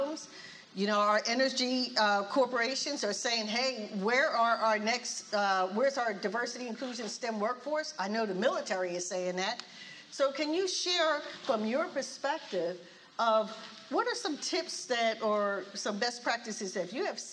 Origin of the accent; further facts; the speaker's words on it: Philadelphia, Pennsylvania, United States; I'm from Philly